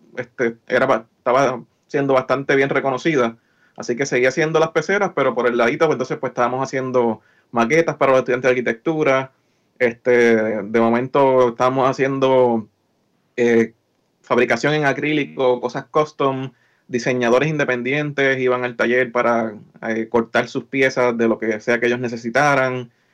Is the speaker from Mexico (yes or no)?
no; Lares, Puerto Rico; moved away as an adult; also born or lived in San Juan, Puerto Rico; now in Maryland, United States; yo soy natural de Lares, eh, estudié en Lares, en la, en la high